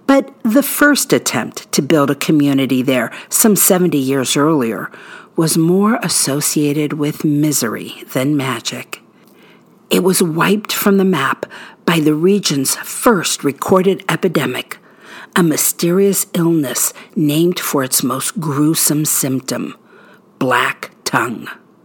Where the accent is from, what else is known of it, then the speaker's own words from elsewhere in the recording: Barberton, Ohio, United States; my hometown of Barberton on the southern border of Akron in Summit County.